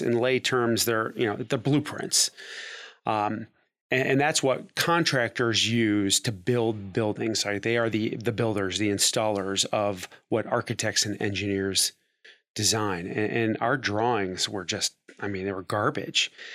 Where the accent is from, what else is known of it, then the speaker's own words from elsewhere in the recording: Cleveland, Ohio, United States; moved away as an adult; also born or lived in Dayton, Ohio; I'm from Cleveland, Ohio